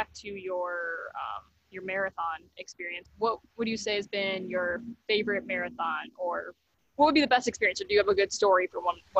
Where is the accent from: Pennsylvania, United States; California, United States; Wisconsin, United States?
Wisconsin, United States; I'm from a town that's it's in Wisconsin, but it's north of Chicago